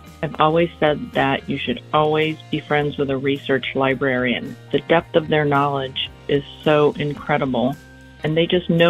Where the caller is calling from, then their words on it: St. Petersburg, Florida, United States; I'm calling from St. Petersburg, Florida.